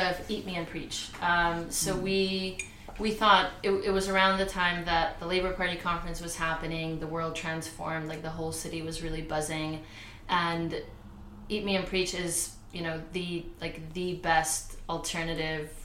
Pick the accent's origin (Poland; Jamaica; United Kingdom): Poland; moved away; I'm also a queer, non-binary Polish immigrant